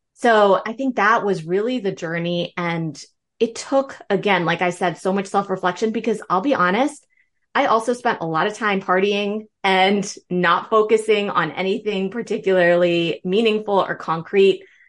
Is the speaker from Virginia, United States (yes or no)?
yes; Northern Virginia, United States; also born or lived in Berlin, Germany; I grew up in Northern Virginia, you know, just outside Washington, D C.